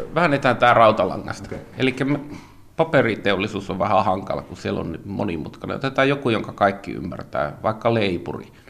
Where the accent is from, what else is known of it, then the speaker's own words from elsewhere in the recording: Finland; minä olen kotoisin savupiippukaupungista